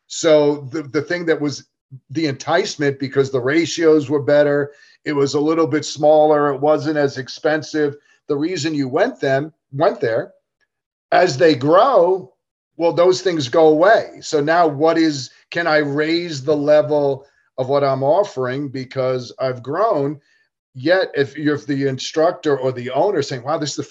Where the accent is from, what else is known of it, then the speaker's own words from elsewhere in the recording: New York, United States; now in Atlanta, United States; what I grew up with playing in New York